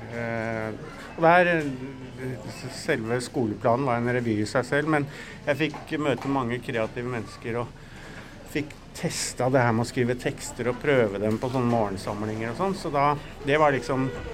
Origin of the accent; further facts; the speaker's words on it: Norway; Vi er jo nordmenn